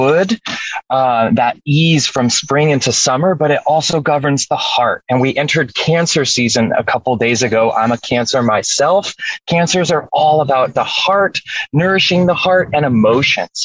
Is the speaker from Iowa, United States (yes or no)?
no; Washington, United States; moved away; I'm from Washington State. I'm back here for 2 weeks